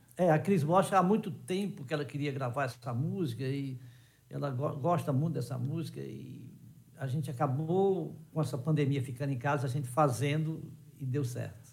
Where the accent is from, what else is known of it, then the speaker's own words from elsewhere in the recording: Ceará, Brazil; eu sou cearense